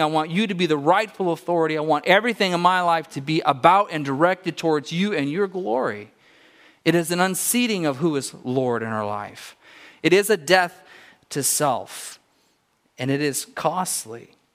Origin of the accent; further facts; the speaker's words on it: California, United States; moved away; I grew up in California